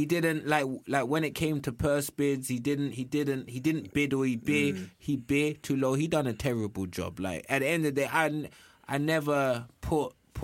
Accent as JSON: {"language": "English", "country": "United Kingdom", "said": "I'm British."}